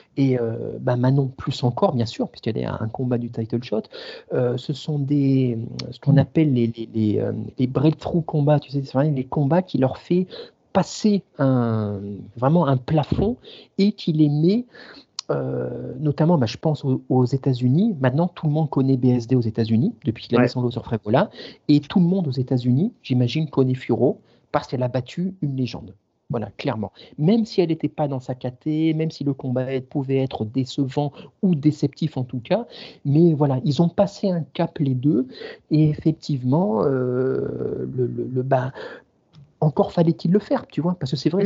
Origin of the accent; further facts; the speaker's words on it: the region of Nice, Provence-Alpes-Côte d'Azur, France; en tant que sudiste, ayant grandi dans la région